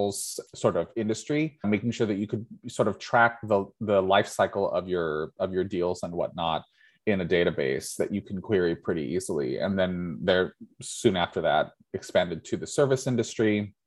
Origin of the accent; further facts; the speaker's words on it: United States; first language English; I grew up in the United States of America